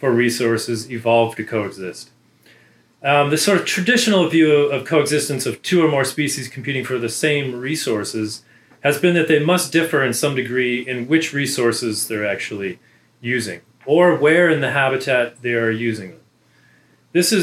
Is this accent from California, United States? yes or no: yes; Southern California, United States; moved away as an adult; also born or lived in Prescott, Arizona / Riverside, California / Amherst, Massachusetts / Oxford, United Kingdom; now in Auburn, United States; I grew up in Southern California